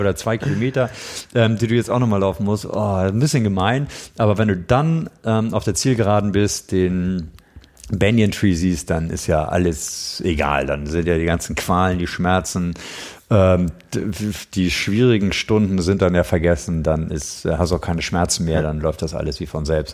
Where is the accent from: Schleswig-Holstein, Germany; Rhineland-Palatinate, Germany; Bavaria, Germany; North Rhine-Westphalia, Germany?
Schleswig-Holstein, Germany; moved away; bin ja Schleswig-Holsteiner, aber es ist natürlich meine Wahlheimat